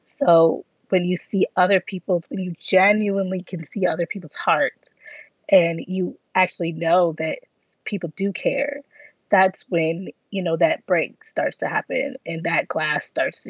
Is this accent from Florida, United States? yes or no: no; Grand Rapids, Michigan, United States; I'm from Grand Rapids, Michigan.